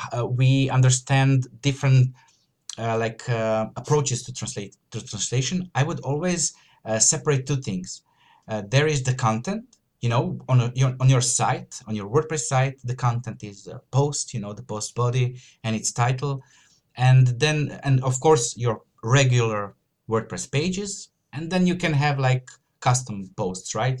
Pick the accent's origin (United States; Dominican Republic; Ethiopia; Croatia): Croatia; I'm from Croatia, so it's a Slavic, uh, you know, uh, surname.